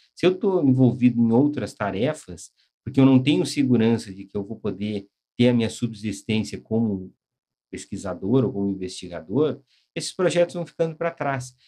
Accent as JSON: {"language": "Portuguese", "country": "Brazil", "said": "nós somos brasileiros, nós estamos trabalhando no Brasil"}